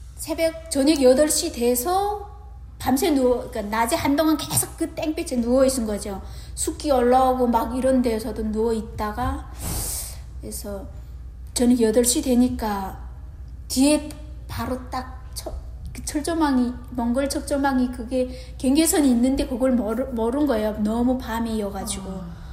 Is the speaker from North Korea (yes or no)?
yes; Namyang, Onsong County, North Hamgyong, North Korea; moved away as an adult; also born or lived in South Korea; now in Newnan, United States; 함경북도 언성군 남양 노동자구에서 왔고요.